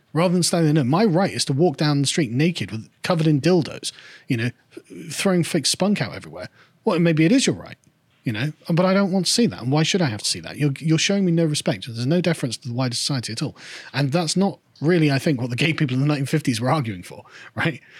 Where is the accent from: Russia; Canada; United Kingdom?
United Kingdom; England; I'm an Englishman